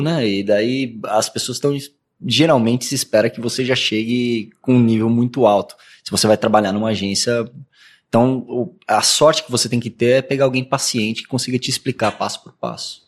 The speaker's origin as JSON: {"language": "Portuguese", "town": "Santos", "region": "São Paulo", "country": "Brazil", "tie": "born or raised there", "moved": "as an adult", "lives_now": "São Paulo, Brazil", "said": "Fui para Santos com 5, 5, 6 anos de idade. E daí eu vivi minha, minha infância em Santos. Praticamente sou de Santos."}